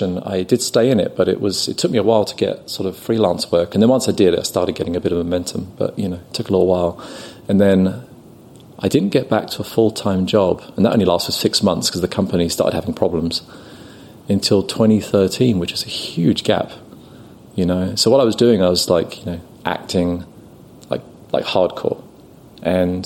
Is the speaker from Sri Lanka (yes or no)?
no; London, United Kingdom; now in San Diego, United States; I'm from London